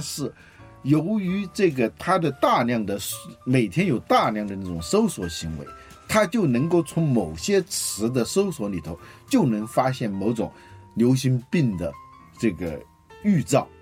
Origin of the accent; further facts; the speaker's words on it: China; 我们中国人用筷子用了几千年了